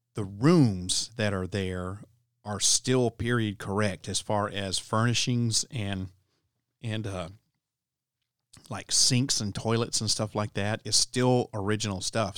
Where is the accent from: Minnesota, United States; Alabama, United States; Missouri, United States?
Alabama, United States; my home state of Alabama